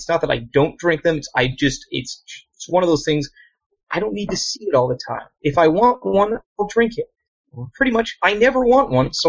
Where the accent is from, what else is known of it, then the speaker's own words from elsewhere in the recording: Connecticut, United States; I'm from Connecticut.